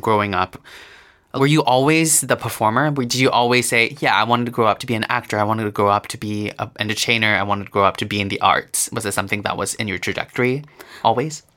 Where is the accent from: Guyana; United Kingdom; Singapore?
Singapore; me growing up in Singapore